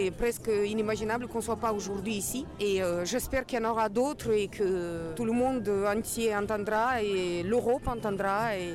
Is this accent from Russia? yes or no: yes; Russia; j'ai vécu 18 ans en Russie, ça me fait la peine que mon pays fait autant de mal aux nos